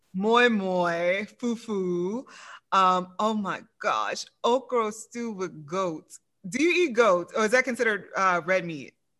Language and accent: English; Louisiana, United States; I'm from Louisiana